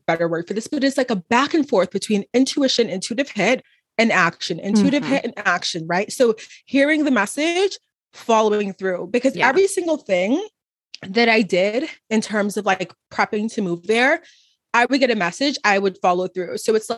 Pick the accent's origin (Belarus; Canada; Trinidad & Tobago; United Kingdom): Trinidad & Tobago; now in Dallas, United States; I'm from Trinidad and Tobago, from literally the islands